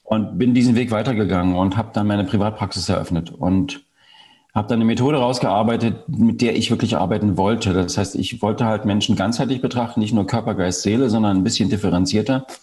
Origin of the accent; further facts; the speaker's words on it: East Germany, Germany; Ich bin im Osten Deutschlands groß geworden.